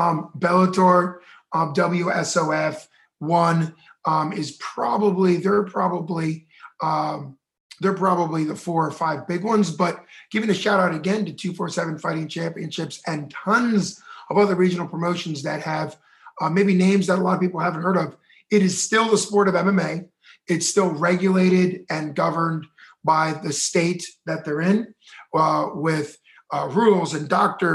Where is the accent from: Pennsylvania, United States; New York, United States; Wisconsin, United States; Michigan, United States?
Pennsylvania, United States; Pittsburgh; because we're from Pittsburgh.